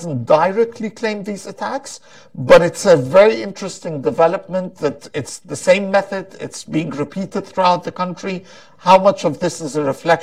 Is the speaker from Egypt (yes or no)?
yes; Egypt; moved away